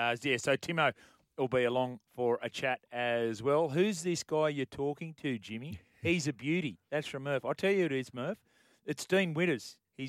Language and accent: English; Cootamundra, New South Wales, Australia; I was from Cootamundra.